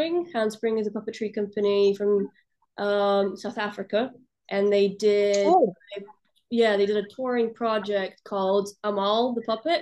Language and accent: English; Russia; also born or lived in Balkans; now in London, United Kingdom; I grew up in Russia